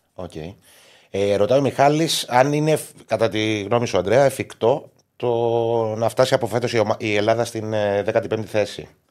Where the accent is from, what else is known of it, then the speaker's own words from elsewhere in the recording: Cyprus; είμαι και από την Κύπρο